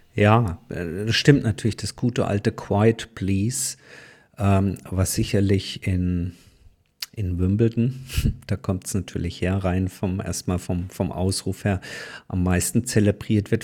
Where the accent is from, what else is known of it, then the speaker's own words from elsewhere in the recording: Karlsruhe, Baden-Württemberg, Germany; in meiner Heimatstadt Karlsruhe